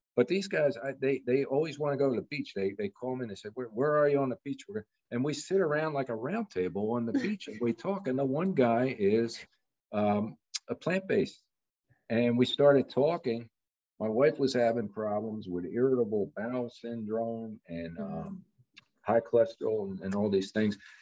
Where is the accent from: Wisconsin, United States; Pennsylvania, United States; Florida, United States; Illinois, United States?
Pennsylvania, United States; Bucks County; also born or lived in Montgomery County, Pennsylvania; Bucks County, which I grew up in Pennsylvania, mm. and I lived in Montgomery County